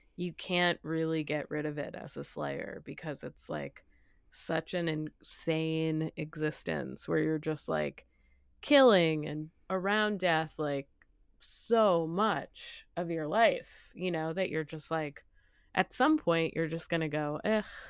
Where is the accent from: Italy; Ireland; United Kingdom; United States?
United States; New England; I grew up in New England